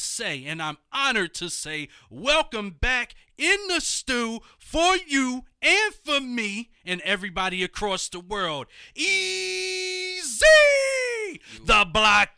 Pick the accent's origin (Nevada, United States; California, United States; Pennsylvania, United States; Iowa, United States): Pennsylvania, United States; Philadelphia; Also a hip-hop recording artist from my hometown.